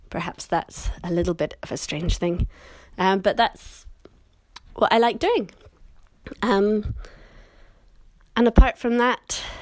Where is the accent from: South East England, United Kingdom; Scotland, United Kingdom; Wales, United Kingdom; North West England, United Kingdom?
Scotland, United Kingdom; accent: British; moved away as an adult; now in London, United Kingdom; I was born and raised in Scotland, but I've lived in London for a long time, so my accent is more or less kind of standard British now with a few little Scottish parts.